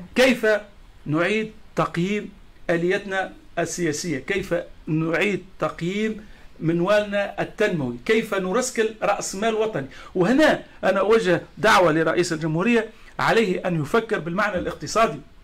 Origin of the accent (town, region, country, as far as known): Tunisia